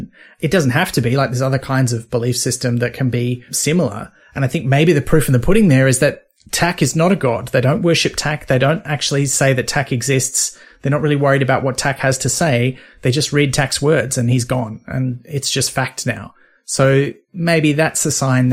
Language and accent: English; north coast of New South Wales, Australia; also born or lived in Sydney; I was born in Sydney, but, you know, then I moved away from there. And the place I remember growing up in the north coast of New